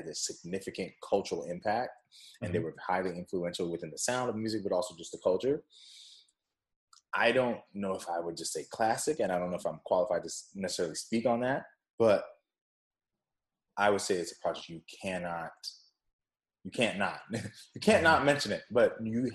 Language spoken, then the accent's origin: English; West Coast, United States; also born or lived in Jamaica; I'm from the West Coast.